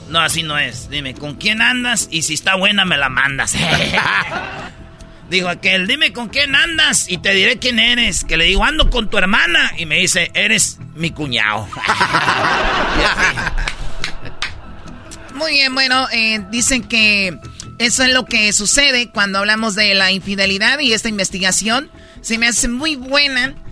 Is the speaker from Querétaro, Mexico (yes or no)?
no; Tepatitlán, Jalisco, Mexico; yo soy de Tepatitlán, Jalisco